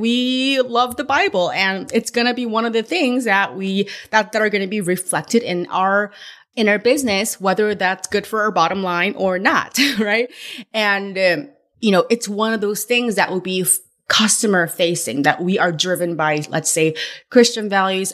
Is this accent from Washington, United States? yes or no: no; California, United States; moved away; I'm from California where In N Out was born and, but I've been away from California so long